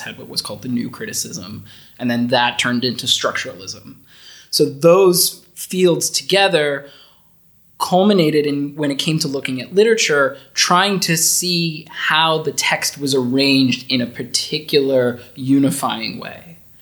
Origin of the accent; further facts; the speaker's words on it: United States; moved away as an adult; also born or lived in Netherlands; now in Austria; I've never lived outside of my home country before. I I've bounced around to different places within the US, but I've never lived outside of the US before